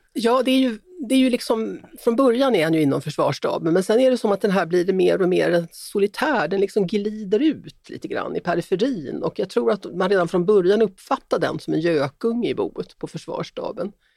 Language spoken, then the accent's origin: Swedish; Sweden; som svensk